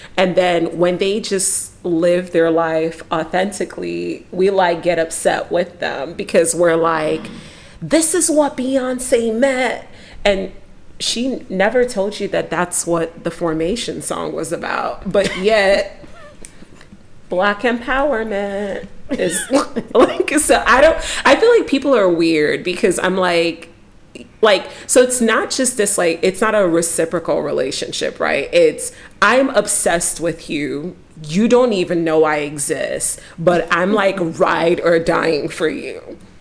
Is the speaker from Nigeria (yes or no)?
yes; Nigeria; I'm Nigerian.